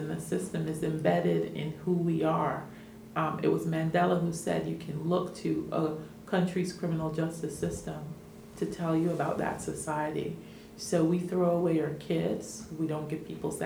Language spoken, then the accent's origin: English; New York, United States; moved away; also born or lived in Caribbean / Washington, D.C. / Miami; I come from the Caribbean, but I grew up in New York and went to school in D.C. and Miami